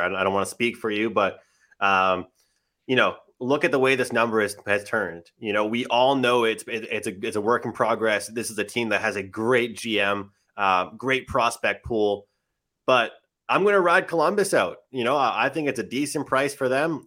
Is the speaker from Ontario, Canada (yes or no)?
no; Nova Scotia, Canada; I'm biased being from Nova Scotia